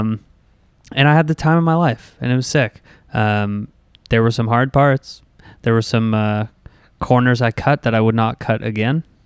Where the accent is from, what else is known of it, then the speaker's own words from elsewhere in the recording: Canada; what it meant to work in the U S as a Canadian